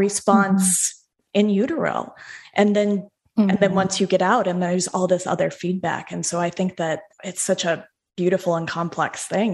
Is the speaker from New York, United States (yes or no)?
no; Denver, Colorado, United States; so I'm from Denver, like Denver okay. proper